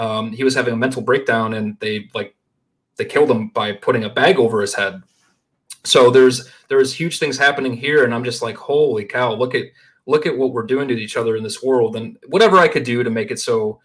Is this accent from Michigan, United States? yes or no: no; Shortsville, New York, United States; also born or lived in Buffalo, New York; I grew up in Shortsville, New York, which I think total population is like 4,000 people